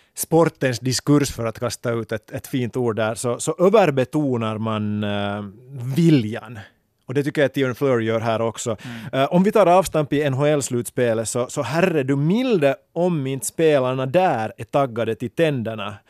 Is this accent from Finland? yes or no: yes; Finland; här också hemma i Finland